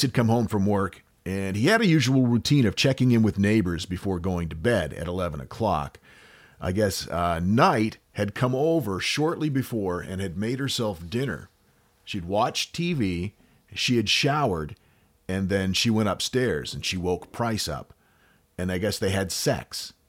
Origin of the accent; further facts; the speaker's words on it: United States; accent: American; my stupid American accent